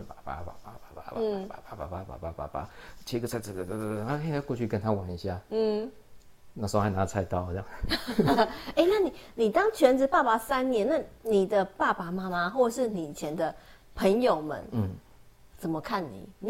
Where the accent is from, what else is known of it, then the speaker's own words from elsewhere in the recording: Taiwan; 对那也就是因为小时候我在眷村长大啊，